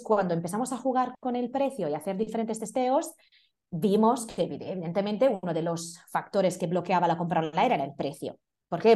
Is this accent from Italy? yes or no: yes; Italy; Spanish is a second language; moved away as an adult; now in Madrid, Spain; soy italiana